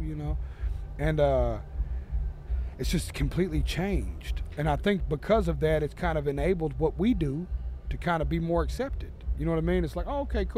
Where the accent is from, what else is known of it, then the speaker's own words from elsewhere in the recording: Tennessee, United States; I'm a Southern boy. I'm from Tennessee